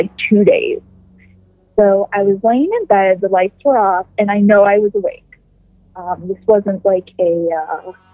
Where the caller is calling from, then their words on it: Youngstown, Ohio, United States; I'm calling from Youngstown, Ohio